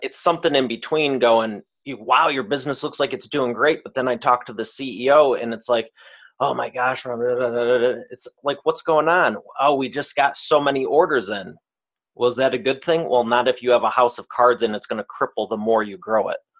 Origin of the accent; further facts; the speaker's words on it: Detroit, Michigan, United States; I am from the great state of Detroit, Michigan, and I grew up here